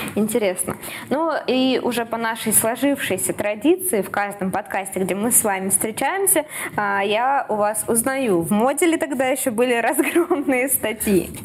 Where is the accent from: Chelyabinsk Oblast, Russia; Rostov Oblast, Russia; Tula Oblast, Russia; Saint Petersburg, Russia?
Saint Petersburg, Russia; moved away as an adult; now in Krasnodar, Russia; Я, как петербурженка